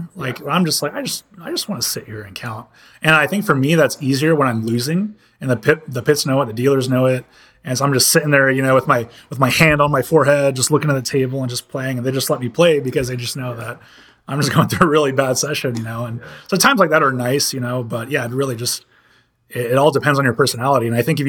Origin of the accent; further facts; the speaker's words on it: California, United States; and I'm from California, you know, I'm from a part where it's really, you know, that's tech is like a really big thing over there.